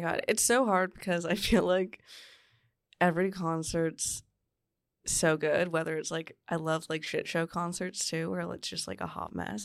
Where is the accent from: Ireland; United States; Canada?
Canada; Newmarket, Ontario; Newmarket, Ontario